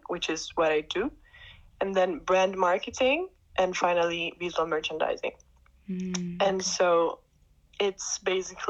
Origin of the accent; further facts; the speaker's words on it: Italy; moved away as an adult; now in Amsterdam, Netherlands; I'm Italian. I was born and raised in Italy